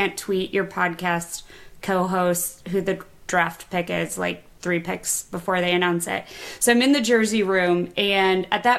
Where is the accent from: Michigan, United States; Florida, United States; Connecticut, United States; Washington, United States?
Michigan, United States; Kalamazoo; moved away; also born or lived in Ohio; I'm a Michigan girl. I didn't go to the University of Michigan, but I'm actually from Michigan. I spent 27 years there.